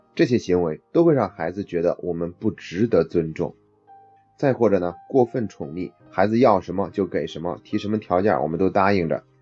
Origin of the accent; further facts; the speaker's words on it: China; 在这方面，我们中国人做的是比较弱的